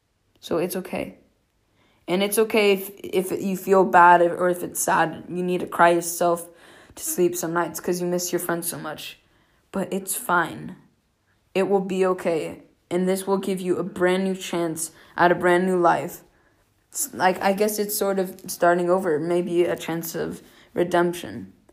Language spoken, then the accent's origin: English; United States; accent: American; For me, sometimes it's really difficult to say where I'm from because I'm American, yes, but I haven't lived there my entire life. And I do have an American accent, but I'm also learning a lot of different languages.